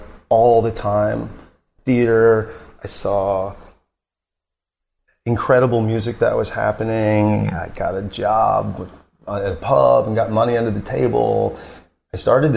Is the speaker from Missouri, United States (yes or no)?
yes; rural Missouri, United States; moved away as an adult; also born or lived in St. Louis, Missouri; So I was raised in St. Louis. And then when I was 7, my dad bought a big dilapidated farm, even more rural, like an hour and 40 minutes from St. Louis